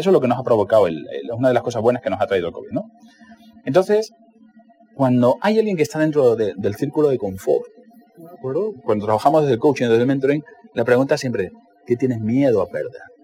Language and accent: Spanish; Cáceres, Extremadura, Spain; Cuando yo tenía 11 años, en, Cáceres, donde yo nací